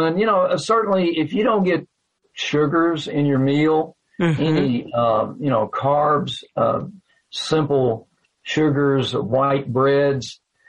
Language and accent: English; Owensboro, Kentucky, United States; now in Livermore, United States; I was from Owensboro.